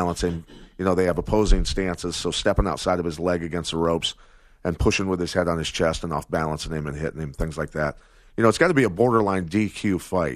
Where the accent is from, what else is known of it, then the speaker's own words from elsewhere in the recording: Davenport, Iowa, United States; growing up in Iowa, a wrestler, learning to box as a kid, as a teenager in a gym called Pena's, which is the Davenport Boxing Club